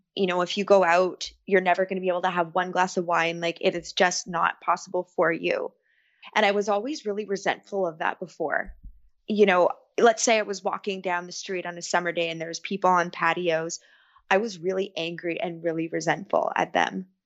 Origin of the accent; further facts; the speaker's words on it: Ontario, Canada; I am from Ontario, Canada.